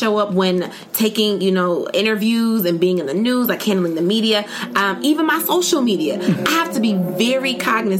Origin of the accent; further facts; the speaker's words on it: Connecticut, United States; I'm from Connecticut.